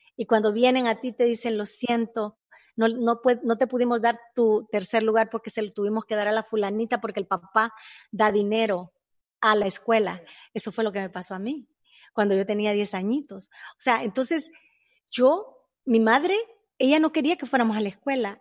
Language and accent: Spanish; El Salvador; moved away; nosotros fuimos criados en el mercado. Muy pobremente, en El Salvador